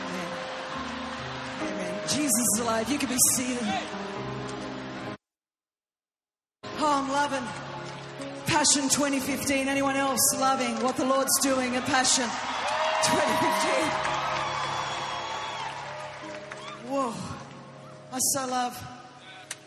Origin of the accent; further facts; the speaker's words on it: Greece; first language Greek; English is a second language; I know a little Greek myself because I am Greek and I am little, and I didn't speak English until I was five